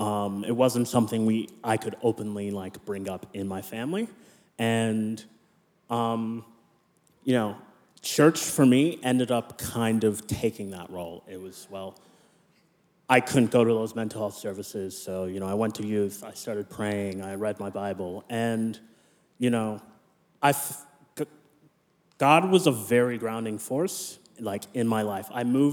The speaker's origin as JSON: {"language": "English", "country": "Nigeria", "tie": "born there", "said": "I was born in Nigeria, but I'm a US citizen, Canadian permanent resident, Australian citizen."}